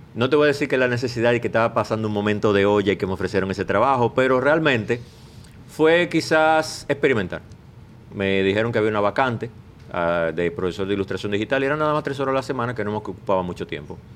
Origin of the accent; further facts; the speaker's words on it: Bayaguana, Monte Plata, Dominican Republic; en mi pueblo, eh, tengo que mencionar a Masúa, que era el único pintor que había en Vallaguana